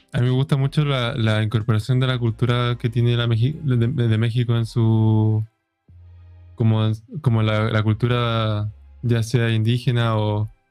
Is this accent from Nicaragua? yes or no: no; Chile; aquí en Chile